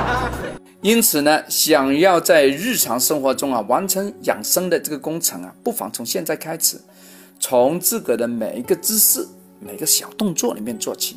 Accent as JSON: {"language": "Chinese", "country": "China", "said": "我们中国人"}